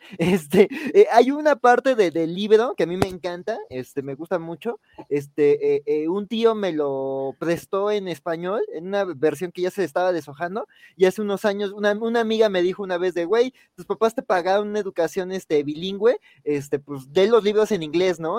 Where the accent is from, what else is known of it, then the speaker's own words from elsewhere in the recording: Mexico City, Mexico; yo que soy de Xochimilco